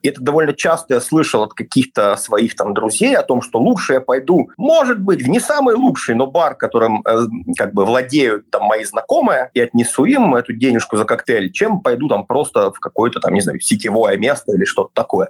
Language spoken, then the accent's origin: Russian; Belarus; moved away as an adult; also born or lived in Ukraine; мы скорее северяне, мы скорее относимся к скандинавам, мы белорусы